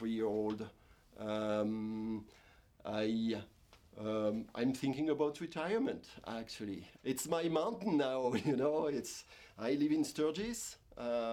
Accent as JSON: {"language": "English", "country": "France", "tie": "born or raised there", "also_born_or_lived": "Cherry Peak, United States", "moved": "as an adult", "lives_now": "United States", "said": "I was born in France, obviously, and I met my wife, who is from here, from South Dakota"}